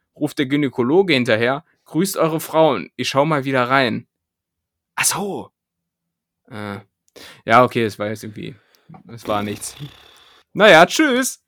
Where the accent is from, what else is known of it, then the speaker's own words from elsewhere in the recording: Hameln, Lower Saxony, Germany; als Schüler auch, so, keine Ahnung, weil, weil es in Hameln jetzt auch nicht groß andere Sachen zu tun gab